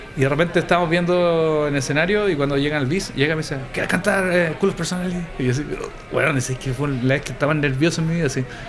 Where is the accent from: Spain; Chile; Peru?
Chile; éramos los invitados internacional, chileno